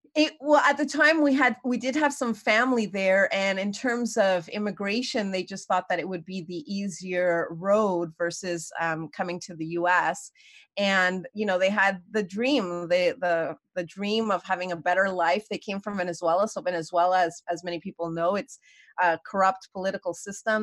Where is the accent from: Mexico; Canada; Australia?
Canada; Montreal, Quebec; moved away as an adult; also born or lived in New York; I was born and raised in Montreal.